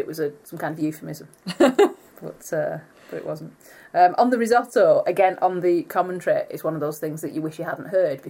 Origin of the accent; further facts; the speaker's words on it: United Kingdom; we are British.